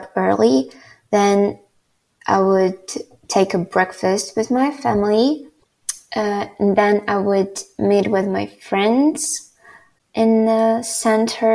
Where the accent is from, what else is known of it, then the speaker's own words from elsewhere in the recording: Ivano-Frankivsk, Ivano-Frankivsk Oblast, Ukraine; I would like to live in my hometown, Ivano-Frankivsk